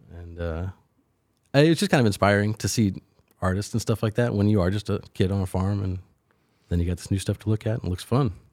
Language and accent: English; Willisville, Illinois, United States; I grew up, uh, uh, thirty miles or so northwest of Carbondale on a farm outside of Willisville, Illinois